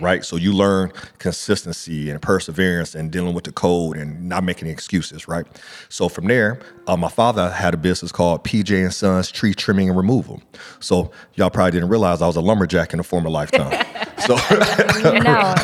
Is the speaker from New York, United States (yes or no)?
no; Akron, Ohio, United States; growing up in Akron, Ohio